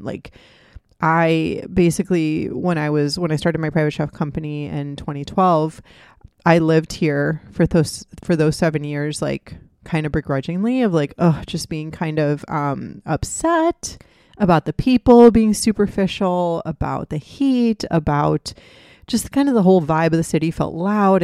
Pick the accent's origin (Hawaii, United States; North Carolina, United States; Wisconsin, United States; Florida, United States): Florida, United States; Miami; also born or lived in Gainesville, Florida / Tampa, Florida / Boston / Redondo Beach, California; I was born and raised in Miami. and I'm living back in Miami now